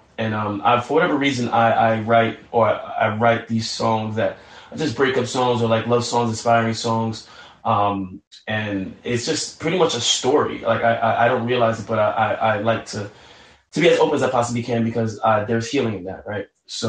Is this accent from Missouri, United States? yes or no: no; New York City, New York, United States; because again, I'm from New York City. You walk down the block, somebody's out on Broadway